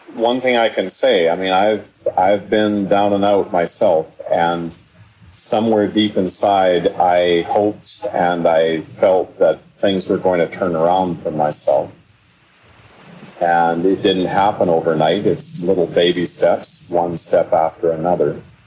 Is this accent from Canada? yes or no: yes; the Kootenays, British Columbia, Canada; I come from the Kootenays